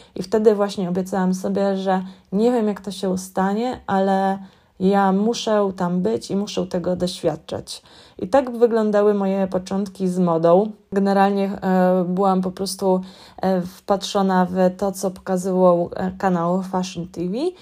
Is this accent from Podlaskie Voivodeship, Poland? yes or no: no; Warsaw, Masovian Voivodeship, Poland; moved away as an adult; now in London, United Kingdom; pochodzę z warszawskiego Gocławia